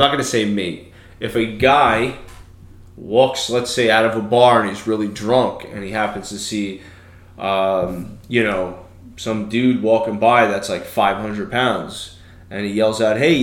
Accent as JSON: {"language": "English", "town": "New York City", "region": "New York", "country": "United States", "said": "I'm Italian from Brooklyn"}